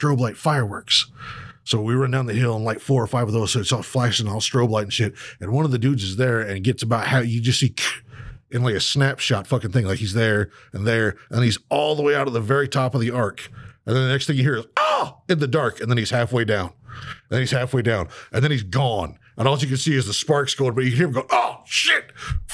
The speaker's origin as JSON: {"language": "English", "town": "Riverdale", "region": "Utah", "country": "United States", "tie": "born or raised there", "said": "I was born and raised down there in Riverdale."}